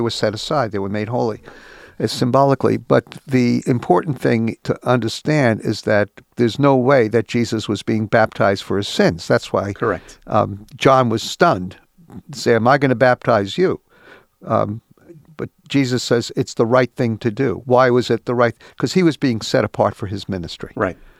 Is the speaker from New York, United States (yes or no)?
yes; New York, United States; I was born and raised in New York and lived here the last 30 plus years